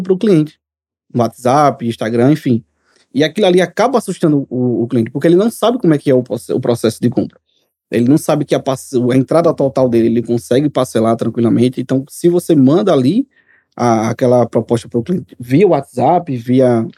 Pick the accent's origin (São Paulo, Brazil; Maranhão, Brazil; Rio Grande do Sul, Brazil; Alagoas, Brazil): Alagoas, Brazil; Maceió; sou de Maceió